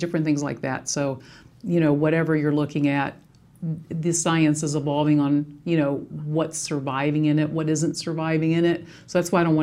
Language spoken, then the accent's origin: English; Appalachia, United States; I'm from an Appalachian childhood.